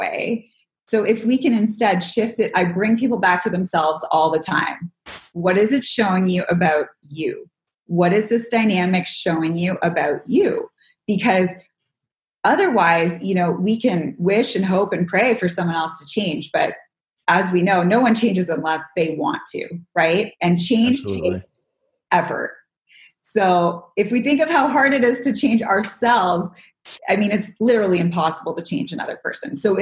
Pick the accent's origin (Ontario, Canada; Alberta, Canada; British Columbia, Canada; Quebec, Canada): Ontario, Canada; outside of Toronto; now in Los Angeles, United States; I grew up in Canada, so I need nature